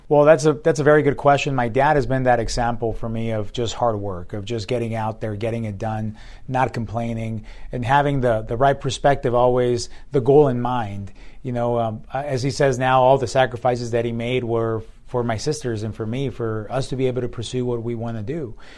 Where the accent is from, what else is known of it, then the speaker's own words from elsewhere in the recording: Tucson, Arizona, United States; also born or lived in Hermosillo, Sonora, Mexico; came here when I was a young boy, and then my, grew up here